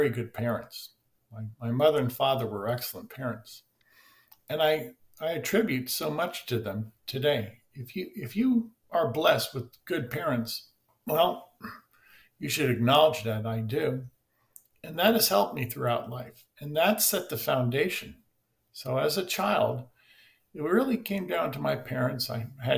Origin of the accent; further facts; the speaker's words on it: United States; growing up in the United States of America